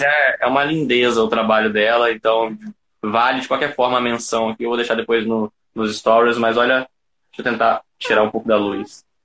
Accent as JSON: {"language": "Portuguese", "region": "interior of Rio de Janeiro state", "country": "Brazil", "said": "Eu sou de uma cidade que não é a capital, eu sou do interior do estado do Rio"}